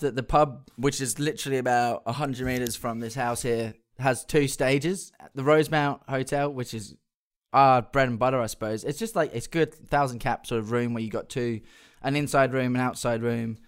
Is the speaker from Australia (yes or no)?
yes; Perth, Western Australia, Australia; when we were growing up in Perth.